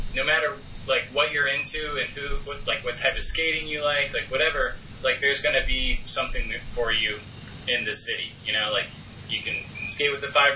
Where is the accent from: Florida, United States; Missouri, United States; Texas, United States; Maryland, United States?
Texas, United States; Austin; accent: Texas; moved away as an adult; also born or lived in Los Angeles, California / France; now in New York City, United States; I grew up in Austin, Texas